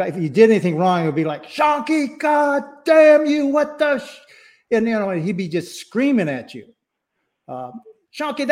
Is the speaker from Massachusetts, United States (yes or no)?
no; Texas, United States; moved away; also born or lived in Hawaii; As a Hawaiian kid growing up in Texas